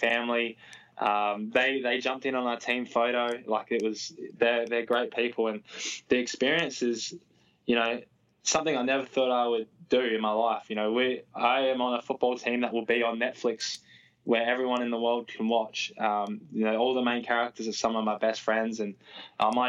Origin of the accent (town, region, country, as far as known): Australia; moved away as an adult; now in United States